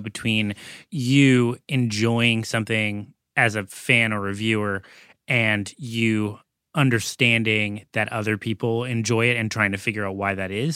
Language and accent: English; Massachusetts, United States; moved away; also born or lived in Los Angeles; Growing up in Massachusetts, even though I was in college in L A at the time